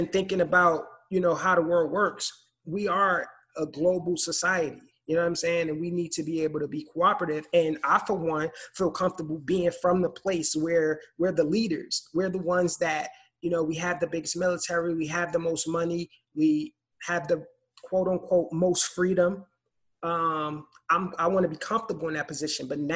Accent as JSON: {"language": "English", "country": "United States", "said": "as an American citizen"}